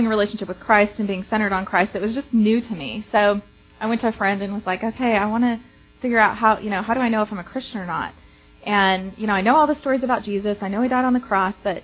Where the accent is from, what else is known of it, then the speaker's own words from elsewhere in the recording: Provo, Utah, United States; moved away as an adult; now in Dallas, United States; I was born and raised in Provo, Utah